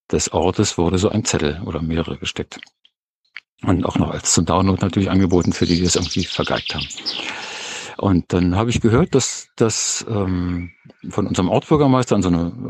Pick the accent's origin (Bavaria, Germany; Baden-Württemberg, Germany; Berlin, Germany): Berlin, Germany; Ich bin eigentlich aus Berlin. Und wir sind hier vor so ungefähr neun Jahren aufs Land rausgezogen, eine kleine Gemeinde.